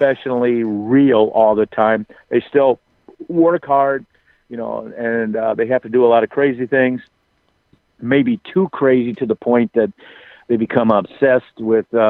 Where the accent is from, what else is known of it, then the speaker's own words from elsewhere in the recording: Waterloo, Iowa, United States; Waterloo, Iowa, my hometown